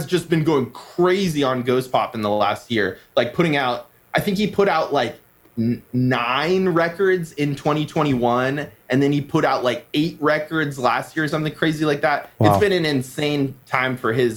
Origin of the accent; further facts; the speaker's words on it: Seattle, Washington, United States; now in Portland, United States; I'm from Seattle originally